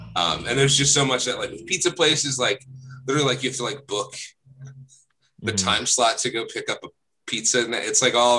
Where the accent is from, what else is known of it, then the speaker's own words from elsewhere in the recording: New Jersey, United States; And so I'm from South Jersey originally